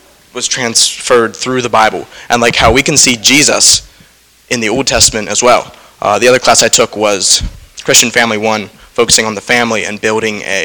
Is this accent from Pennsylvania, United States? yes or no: yes; Lewisburg, Pennsylvania, United States; I am from Lewisburg, Pennsylvania, so not too far down the road.